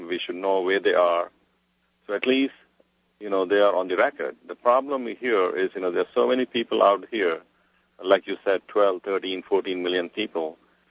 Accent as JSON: {"language": "English", "country": "India", "moved": "yes", "lives_now": "Florida, United States", "said": "I'm originally from India."}